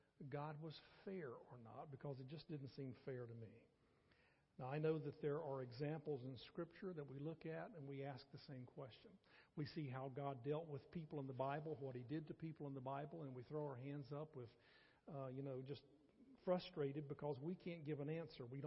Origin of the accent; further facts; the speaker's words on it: North Carolina, United States; now in Athens, TX, United States; as a small boy growing up in North Carolina